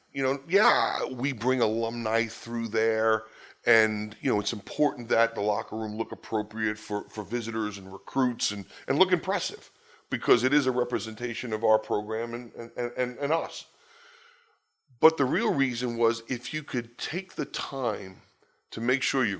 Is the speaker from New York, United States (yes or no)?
yes; New York, United States; You know, I grew up in New York, Long Island. I'm the product of a divorced home.